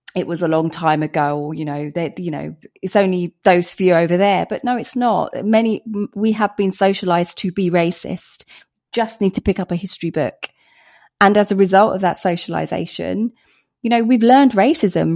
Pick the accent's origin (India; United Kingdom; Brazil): United Kingdom; Hertfordshire, East of England; Britain, Hertfordshire